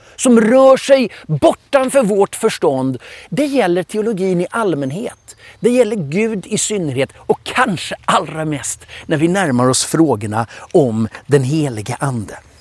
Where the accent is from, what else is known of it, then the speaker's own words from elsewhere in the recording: Stockholm, Stockholm County, Sweden; Jag är uppvuxen i Filadelfiakyrkan i Stockholm